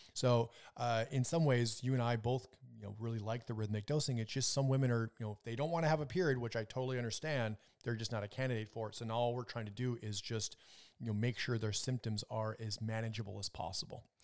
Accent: Minnesota, United States; I was growing up in Minnesota

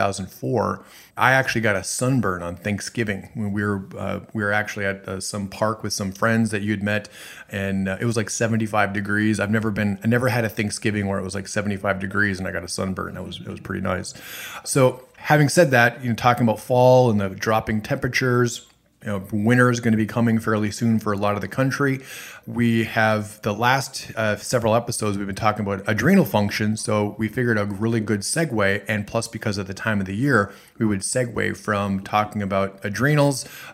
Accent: Minnesota, United States; And I'm originally from the Midwest, Minnesota

